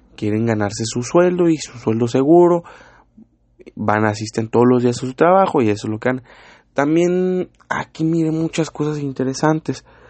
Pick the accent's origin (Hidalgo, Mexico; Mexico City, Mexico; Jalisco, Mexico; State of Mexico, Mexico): Mexico City, Mexico; moved away; soy chilango, pero ya llevo mucho aquí, yo ya me considero un norteño